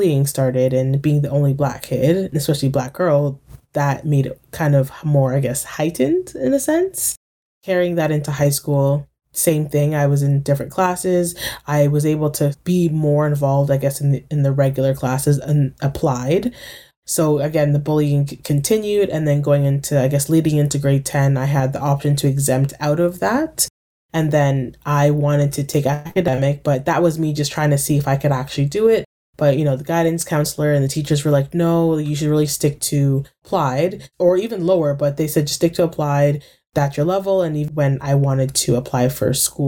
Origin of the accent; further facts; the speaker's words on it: Durham Region, Ontario, Canada; I grew up in Durham